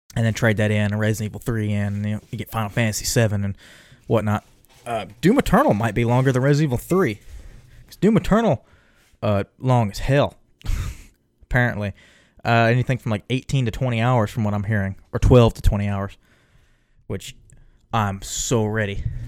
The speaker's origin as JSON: {"language": "English", "region": "Texas", "country": "United States", "said": "me being a Texan"}